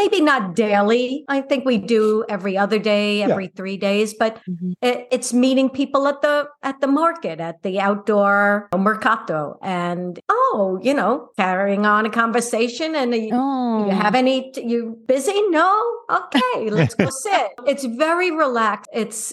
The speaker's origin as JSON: {"language": "English", "area": "Long Island", "region": "New York", "country": "United States", "tie": "born or raised there", "also_born_or_lived": "Phoenix, Arizona", "moved": "yes", "lives_now": "Lucca, Italy", "said": "growing up on Long Island in the suburbs, apartment living is something I never experienced."}